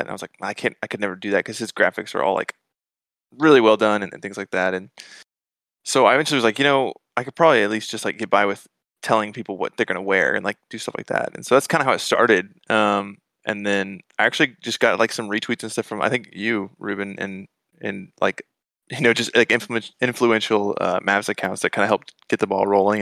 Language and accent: English; Atlanta, Georgia, United States; moved away as an adult; now in Dallas, United States; I grew up in Atlanta, and, um, lived there my whole life and moved to Dallas in, in, like, twenty eighteen